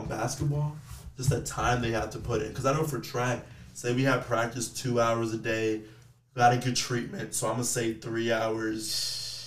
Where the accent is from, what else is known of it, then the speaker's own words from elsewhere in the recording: Texas, United States; I'm from Texas